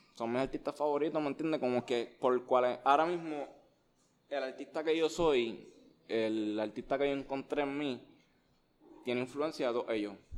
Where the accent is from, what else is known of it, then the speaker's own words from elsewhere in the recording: Levittown, Puerto Rico; also born or lived in Bayamón, Puerto Rico; Yo nací, yo nací en Bayamón, yo soy de Bayamón, pero me crié en Levitón